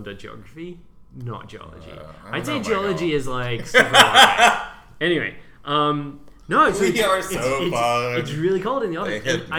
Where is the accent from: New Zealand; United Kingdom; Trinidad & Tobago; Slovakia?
United Kingdom; also born or lived in San Francisco; now in New York, United States; As a British person